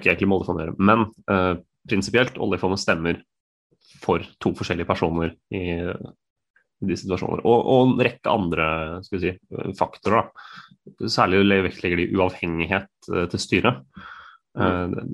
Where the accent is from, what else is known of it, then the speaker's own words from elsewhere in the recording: Norway; som nordmenn